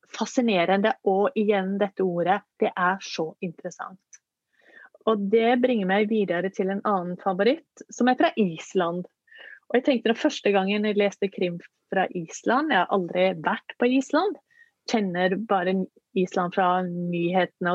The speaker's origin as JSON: {"language": "Norwegian", "country": "Norway"}